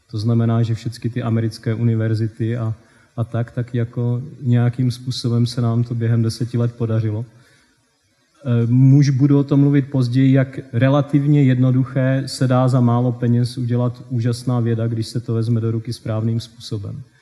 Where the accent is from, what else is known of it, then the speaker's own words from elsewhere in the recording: South Moravian Region, Czechia; moved away; jak jsem se z Česka dostal do tohoto blázince, jednoduše řečeno. A, takže toto je můj krátký životopis. Taky malá vesnice, e, ne úplně malá, v tom, na té Jižní Moravě ty vesnice jsou velké celkem, má nějakých 400 domů.